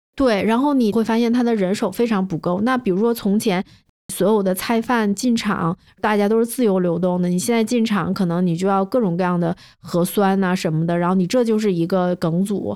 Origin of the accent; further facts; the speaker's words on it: Northeast China, China; 我是个东北人嘛